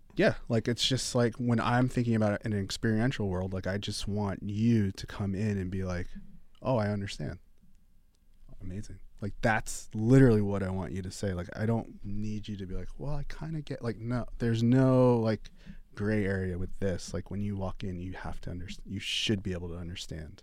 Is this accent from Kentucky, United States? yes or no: no; New York, United States; moved away as an adult; now in Los Angeles, United States; growing up in New York, having been able to go to some clubs, loving clubs, loving music